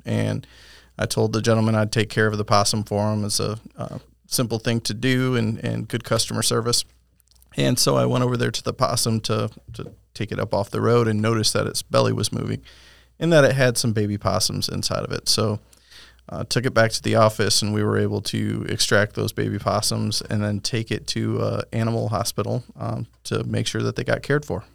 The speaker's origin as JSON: {"language": "English", "region": "Michigan", "country": "United States", "tie": "born or raised there", "moved": "as an adult", "lives_now": "Winter Haven, United States", "said": "was born and raised in Michigan"}